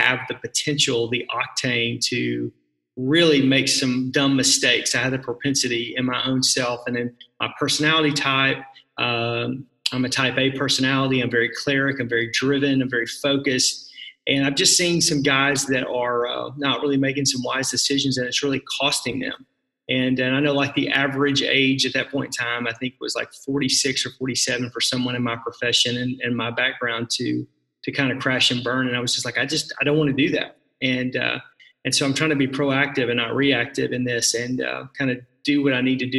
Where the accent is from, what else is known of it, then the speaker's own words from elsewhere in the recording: Fort Smith, Arkansas, United States; moved away as an adult; now in Milwaukee, United States; I grew up in Arkansas, so that's where you probably hear the accent a little bit. I grew up in a town called Fort Smith